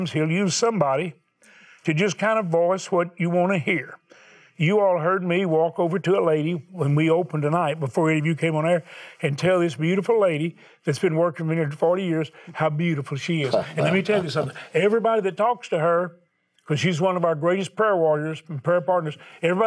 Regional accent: the South, United States; I'm from the South

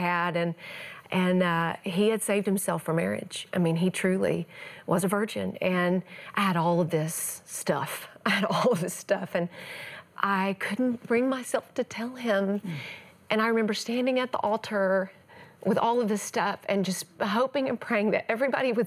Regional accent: East Texas, United States; I grew up in the Bible Belt of the world, East Texas

